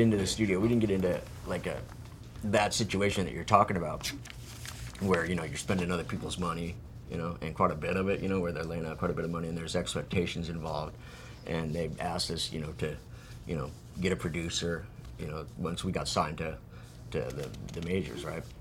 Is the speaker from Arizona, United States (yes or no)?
yes; Phoenix, Arizona, United States; I'm from Phoenix, you know, to where it's just fucking hot